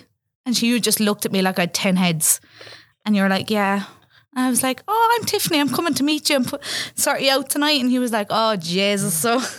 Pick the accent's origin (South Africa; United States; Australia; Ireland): Ireland; moved away; Being Irish and everything.